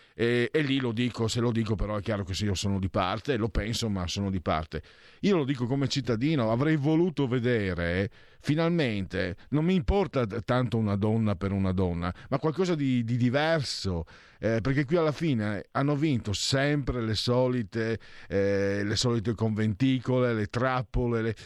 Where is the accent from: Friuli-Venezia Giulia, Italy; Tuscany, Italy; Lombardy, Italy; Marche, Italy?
Friuli-Venezia Giulia, Italy; io vengo dal Friuli